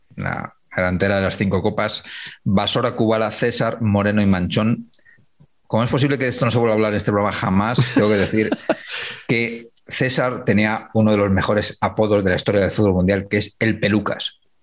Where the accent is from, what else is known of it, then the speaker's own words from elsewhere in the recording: Humanes, Spain; Stanislao Zazo tiene una calle en mi pueblo, en Humanes